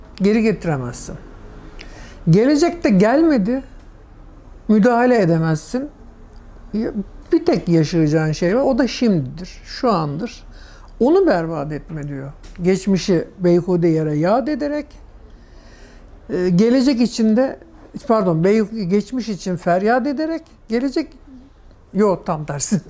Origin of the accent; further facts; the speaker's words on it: Istanbul, Turkey; Çubuklu da doğdum.